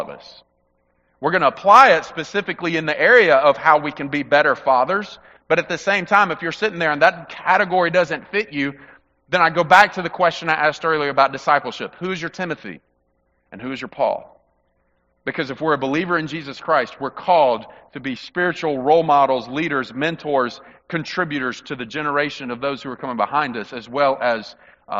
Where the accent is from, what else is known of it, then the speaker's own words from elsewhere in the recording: Mississippi, United States; growing up in the Mississippi heat